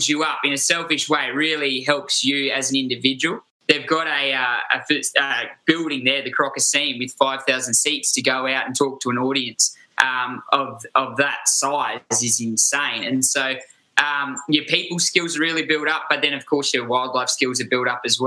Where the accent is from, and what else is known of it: Australia